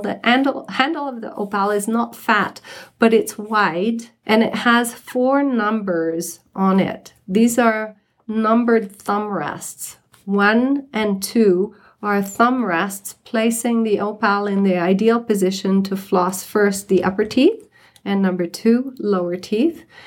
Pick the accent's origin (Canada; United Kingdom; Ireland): Canada; moved away as an adult; now in Summit County, United States; I'm a dentist from Canada, and I've been practicing dentistry for close to 40 years until I moved from Canada to here at the end of 2012